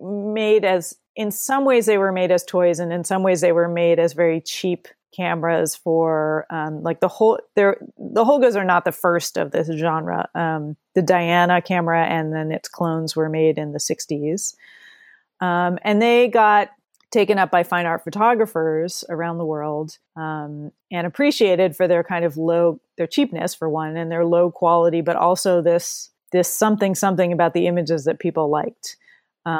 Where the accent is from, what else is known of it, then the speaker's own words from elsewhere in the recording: New Jersey, United States; moved away as an adult; But I grew up in New Jersey, and I moved out to Washington State in 1992, and so I've been a Pacific Northwesterner ever since